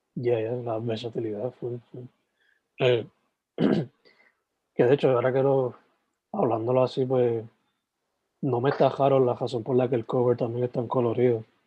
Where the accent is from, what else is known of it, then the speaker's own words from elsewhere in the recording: Sabana Grande, Puerto Rico; yo soy de Sabana Grande, San Germán